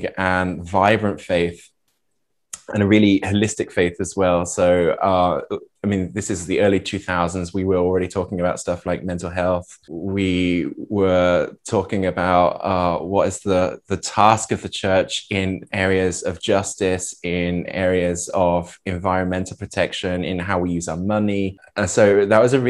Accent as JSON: {"language": "English", "area": "Norfolk", "region": "East of England", "country": "United Kingdom", "tie": "born or raised there", "also_born_or_lived": "Vienna, Austria", "moved": "as an adult", "lives_now": "Bad Ischl, Austria", "said": "from 11 through 16, we lived in the east of England, in Norfolk"}